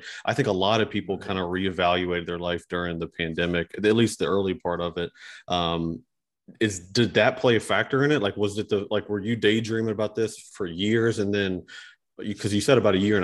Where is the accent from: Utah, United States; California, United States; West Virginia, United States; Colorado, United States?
West Virginia, United States; Elkview; we're from Charleston. I'm from the Elkview area, from like Pinch, Elkview area